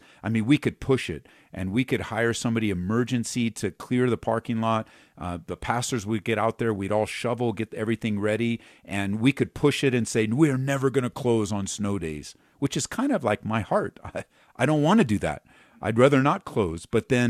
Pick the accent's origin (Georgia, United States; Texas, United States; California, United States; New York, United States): California, United States; because, like, I came from Southern California.